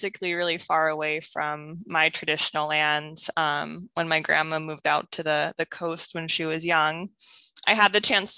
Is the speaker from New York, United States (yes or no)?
no; Northwest Washington, United States; I grew up on Lummi and Samiemu lands in Northwest Washington